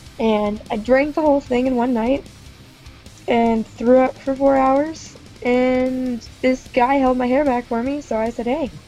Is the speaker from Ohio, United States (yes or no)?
yes; Randolph, Ohio, United States; I am from Randolph, Ohio.